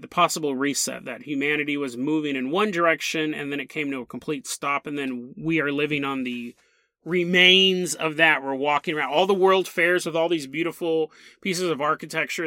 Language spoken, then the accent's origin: English; United States; I'm American